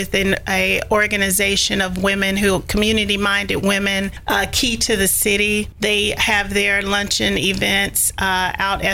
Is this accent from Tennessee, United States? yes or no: yes; Sumner County, Tennessee, United States; also born or lived in Hendersonville, Tennessee; now in Nashville, United States; I am actually from Sumner County.